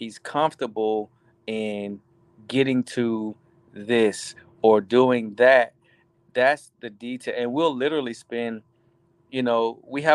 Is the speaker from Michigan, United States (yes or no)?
no; Riviera Beach, Florida, United States; moved away as an adult; now in South Carolina, United States; I'm from West Palm Beach, Riviera Beach, actually. And I went to Cardinal Newman